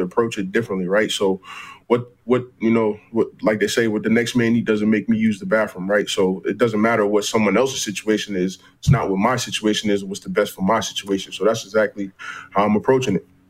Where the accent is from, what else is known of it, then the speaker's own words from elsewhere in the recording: United States; as an American C F L player